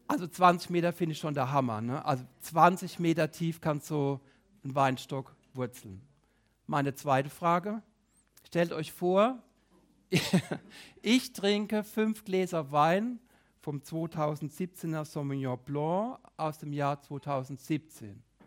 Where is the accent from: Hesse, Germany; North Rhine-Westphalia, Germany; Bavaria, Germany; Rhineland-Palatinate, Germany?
Rhineland-Palatinate, Germany; bei uns in der Pfalz